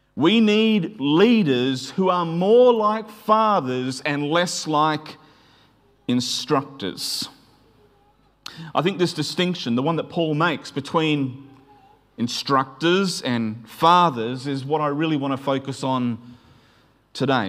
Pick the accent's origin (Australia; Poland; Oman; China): Australia; Queensland; where I grew up in Queensland